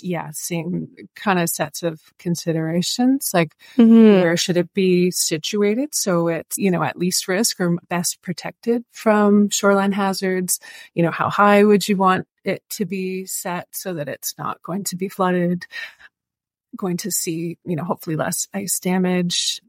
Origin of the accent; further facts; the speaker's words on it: Oshawa, Ontario, Canada; moved away as an adult; also born or lived in Toronto / Washago; now in Barrie, Canada; So I grew up in Oshawa, but I now live in Barrie and I've been in central Ontario for almost 20 years